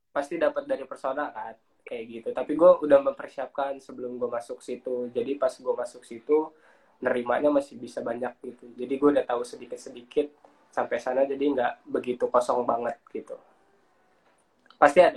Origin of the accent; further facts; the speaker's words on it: Lampung, Indonesia; terus gue dari Lampung nah di situ kita ngumpul gitu kan jadi satu dari orang mana-mana jadi ya memang orang-orang perantauan